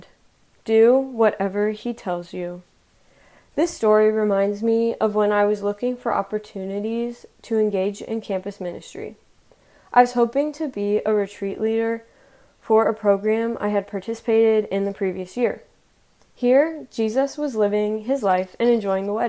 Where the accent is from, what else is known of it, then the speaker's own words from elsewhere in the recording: Columbus, Ohio, United States; now in Dayton, United States; I'm originally from Columbus, Ohio